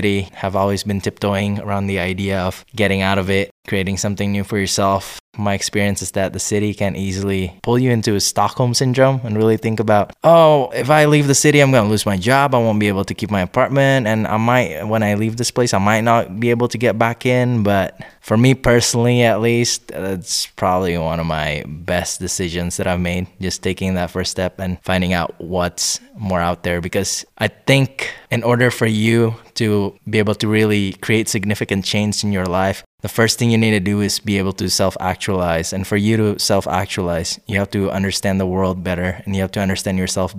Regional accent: Indonesia; now in United States; I'm from Indonesia. I've lived in several different states in the United States, abroad, elsewhere in different countries, in the van, you know, you name it.

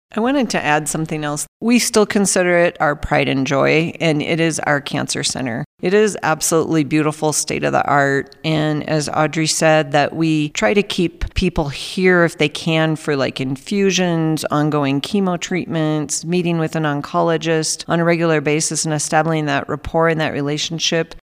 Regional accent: Minnesota, United States; moved away as an adult; now in Alamosa, United States; I grew up on a farm in Minnesota

